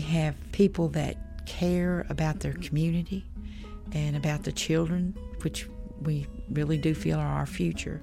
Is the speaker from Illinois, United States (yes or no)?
no; Brinkley, Arkansas, United States; I was born in Brinkley, and it's flat since we're on the Delta